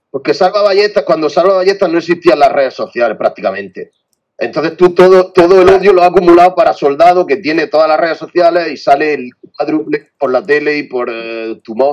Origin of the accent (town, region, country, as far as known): Aguadulce, Andalusia, Spain